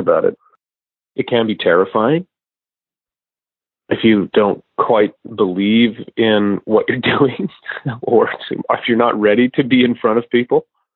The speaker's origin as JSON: {"language": "English", "country": "Canada", "tie": "born or raised there", "moved": "yes", "said": "my hometown in Canada"}